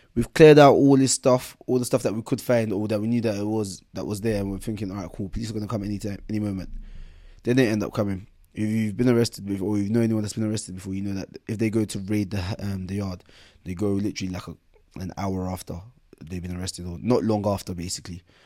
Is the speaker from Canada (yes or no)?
no; London, United Kingdom; also born or lived in Camberwell, London / Bermondsey, London / Nigeria; From seven years old um, seven years old, moved for, out of Camberwell to um, out of Camberwell to Bermondsey